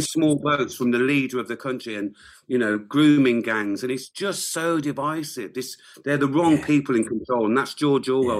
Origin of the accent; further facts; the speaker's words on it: England, United Kingdom; moved away as an adult; now in Wales, United Kingdom; I grew up in England. I am English to a degree